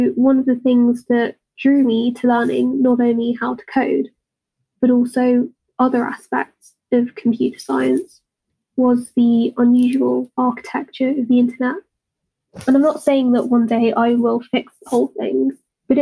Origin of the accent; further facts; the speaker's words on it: United Kingdom; accent: British; if you couldn't already tell by my accent, I'm British.